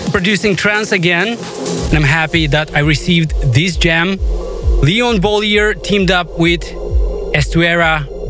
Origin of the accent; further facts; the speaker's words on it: Moldova; my home country of Moldova